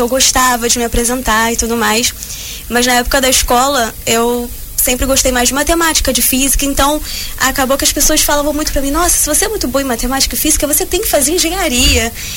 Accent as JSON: {"language": "Portuguese", "region": "Rio de Janeiro", "country": "Brazil", "said": "sou carioca. Vim diretamente do Rio de Janeiro"}